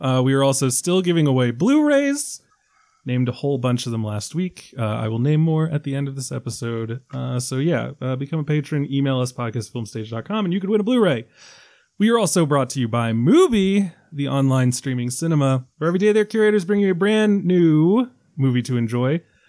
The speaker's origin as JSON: {"language": "English", "country": "Ireland", "said": "As an Irishman"}